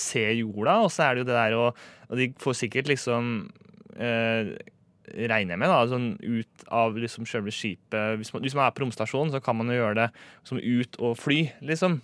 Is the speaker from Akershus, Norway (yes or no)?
yes; Romerike, Akershus, Norway; jeg er fra Romerike